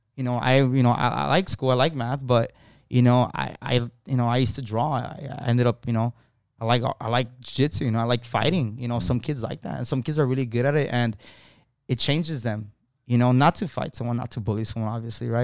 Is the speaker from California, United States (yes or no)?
yes; Los Angeles, California, United States; I was born, basically born and raised in Lincoln Heights